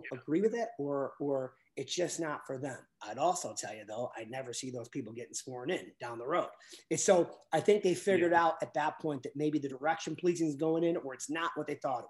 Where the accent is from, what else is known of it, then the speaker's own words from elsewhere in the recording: Buffalo, New York, United States; I grew up in the city. I grew up in Buffalo